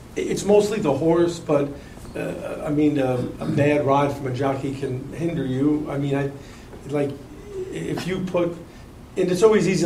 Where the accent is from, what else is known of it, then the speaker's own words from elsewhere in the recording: New York, United States; moved away as an adult; now in Kentucky, United States; I grew up in New York